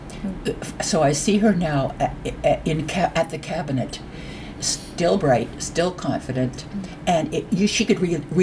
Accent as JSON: {"language": "English", "country": "Canada", "said": "as a Canadian and as a person with a voice, this is the group I would like to be advocating for."}